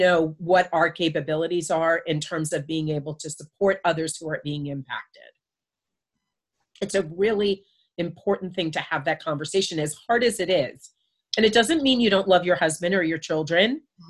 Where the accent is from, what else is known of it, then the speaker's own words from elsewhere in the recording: United States; also born or lived in Florida; now in South Carolina, United States; I'm from New York and New Jersey